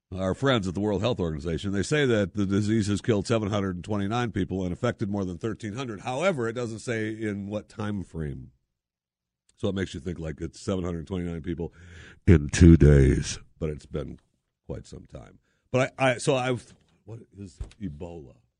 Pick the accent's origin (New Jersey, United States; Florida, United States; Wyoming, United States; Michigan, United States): Michigan, United States; Saginaw; moved away; also born or lived in Philadelphia, Pennsylvania; I was born in Saginaw, Michigan